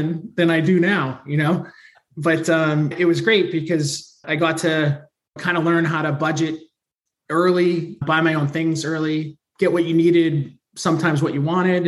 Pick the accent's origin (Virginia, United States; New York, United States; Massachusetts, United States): Massachusetts, United States; North of Boston; I'm from the Northeast, right? North of Boston